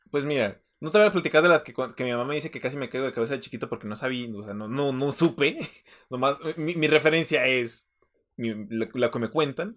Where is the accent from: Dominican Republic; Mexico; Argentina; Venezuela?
Mexico